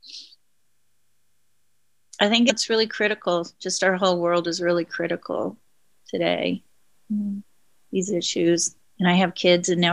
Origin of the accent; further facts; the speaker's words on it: Oklahoma, United States; But I grew up in Oklahoma on Route 66 in a small town that was primarily Native American.